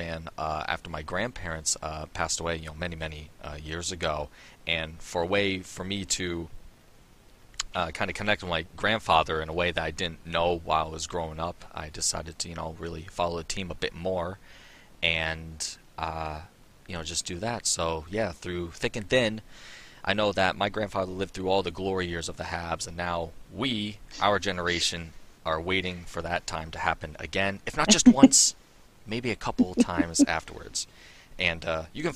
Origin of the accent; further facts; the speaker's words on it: Albany, New York, United States; I'm from Albany, New York, and I was born and raised in New York